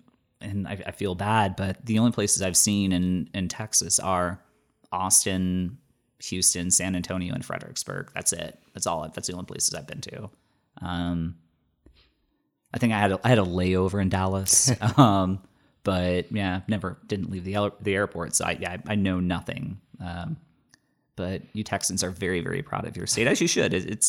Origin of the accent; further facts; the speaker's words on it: Bermuda; accent: Bermudian; I come from a different country and I've completely lost my Bermudian accent. I can't even do a Bermudian accent.